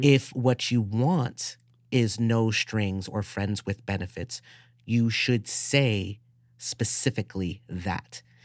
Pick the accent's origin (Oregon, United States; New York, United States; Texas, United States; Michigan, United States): New York, United States; New York City; I was a, a nerdy, scrawny kid growing up in the South Bronx